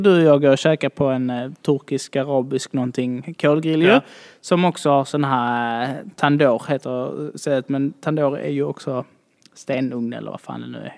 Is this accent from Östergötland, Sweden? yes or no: no; Malmö, Skåne, Sweden; jag är från Malmö, född och uppvuxen här